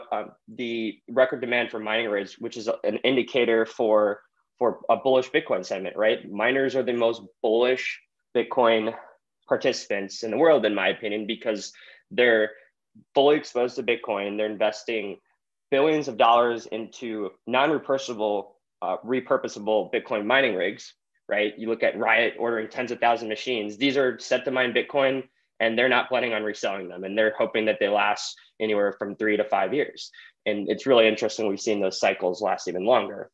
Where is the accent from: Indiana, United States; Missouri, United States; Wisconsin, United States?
Missouri, United States; St. Louis; I grew up in St. Louis